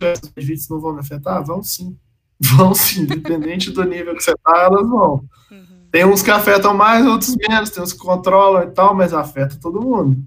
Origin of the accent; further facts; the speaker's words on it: Campo Belo, Minas Gerais, Brazil; moved away as an adult; now in Lavras, Brazil; eu sou de Campo Belo, morei a vida inteira em Campo Belo, que é aqui do lado